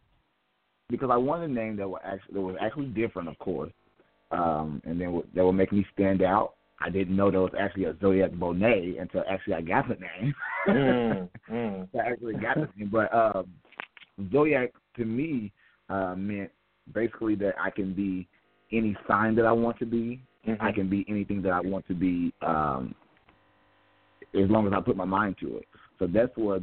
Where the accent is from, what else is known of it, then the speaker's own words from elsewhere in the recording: Kansas City, Missouri, United States; I'm from Kansas City, Missouri